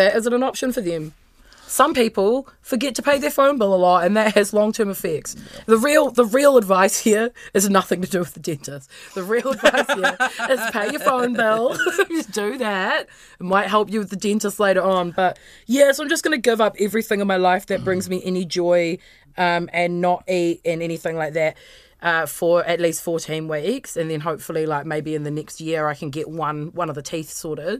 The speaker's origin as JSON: {"language": "English", "region": "Wellington", "country": "New Zealand", "said": "I'm from Wellington"}